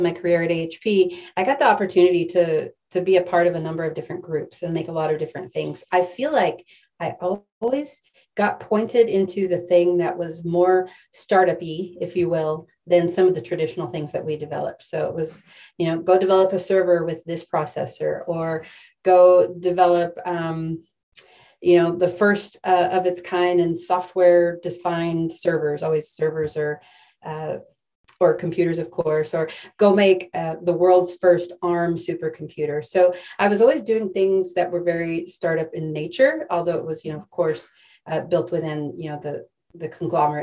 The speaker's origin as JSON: {"language": "English", "region": "West Texas", "country": "United States", "tie": "born or raised there", "said": "I grew up in West Texas, where sports was everything"}